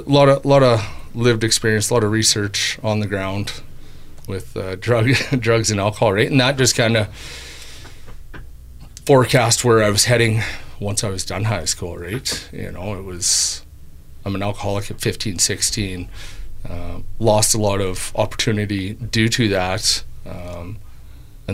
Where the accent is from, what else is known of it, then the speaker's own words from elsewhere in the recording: Brooks, Alberta, Canada; growing up in Brooks